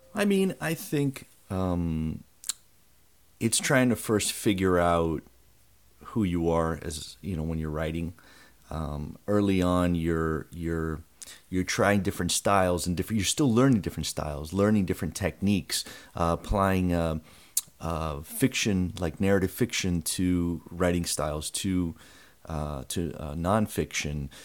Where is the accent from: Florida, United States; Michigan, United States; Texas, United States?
Florida, United States; Broward; I grew up in Broward